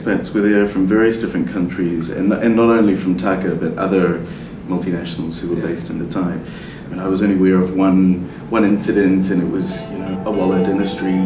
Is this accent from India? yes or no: no; New Zealand; moved away; also born or lived in Italy / London; growing up in New Zealand